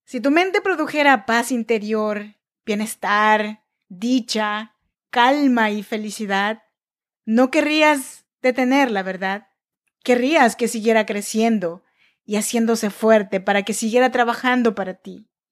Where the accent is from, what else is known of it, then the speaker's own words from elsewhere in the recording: Chinantla region, Oaxaca, Mexico; now in Sacramento, United States; Yo nací en Oaxaca, México, en la región chinanteca, pero yo vivo y grabo este podcast desde Sacramento, California.